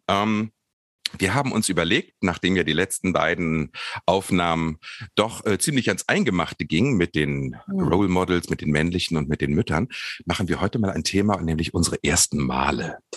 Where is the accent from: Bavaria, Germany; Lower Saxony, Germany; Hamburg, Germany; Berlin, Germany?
Lower Saxony, Germany; Harz edge; ich bin am Harzrand aufgewachsen, auf dem Land